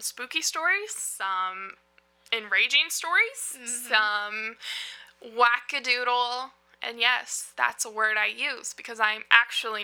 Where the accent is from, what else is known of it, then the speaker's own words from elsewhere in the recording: North Carolina, United States; accent: southern; I'm from North Carolina. I have a real thick accent